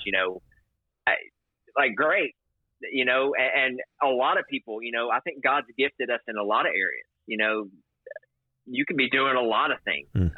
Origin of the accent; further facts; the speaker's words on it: the South, United States; growing up in America, specifically the South